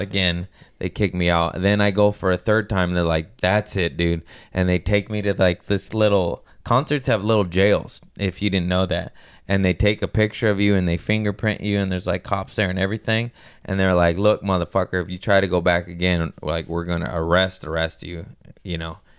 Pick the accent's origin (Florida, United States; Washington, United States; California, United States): California, United States; Torrance; We're all from Torrance.